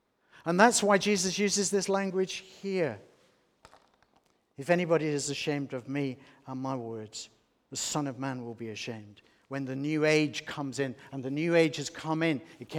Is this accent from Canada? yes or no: no; Australia; also born or lived in England; If anyone is ashamed of me, I'm an Australian, but I'm also English, and I was around in England for a long time